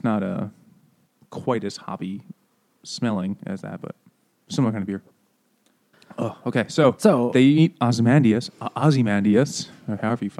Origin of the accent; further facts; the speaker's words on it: New York, United States; I don't speak that slowly because I'm from New York.